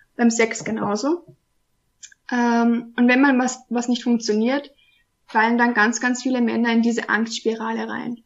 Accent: Austria; ich komme aus Österreich, wohne in Wien

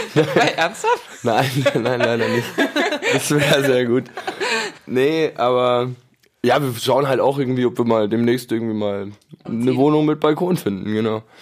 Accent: Munich, Bavaria, Germany; ich bin in München geboren

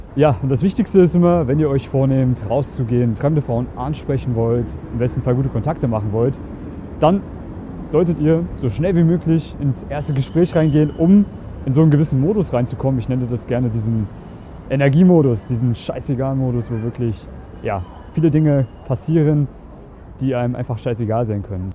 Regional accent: Germany; now in Vienna, Austria; Ich bin aus Deutschland ursprünglich

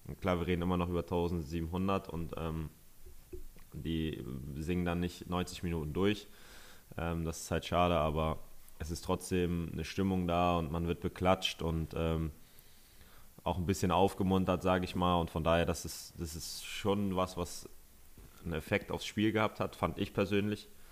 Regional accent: Northern Germany, Germany; als Norddeutscher

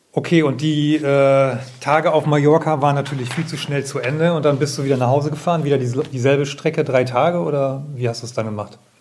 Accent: Bremen, Germany; Ich bin ja selber Bremer

